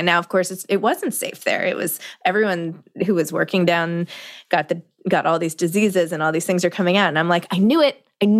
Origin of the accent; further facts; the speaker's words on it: New York City, New York, United States; I'm a New Yorker